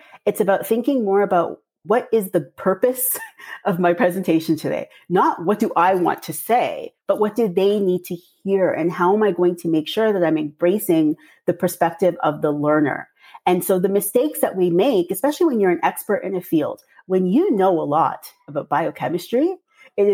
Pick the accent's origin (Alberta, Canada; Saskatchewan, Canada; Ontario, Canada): Ontario, Canada; Toronto; I'm from Toronto, but my parents are from Trinidad and Tobago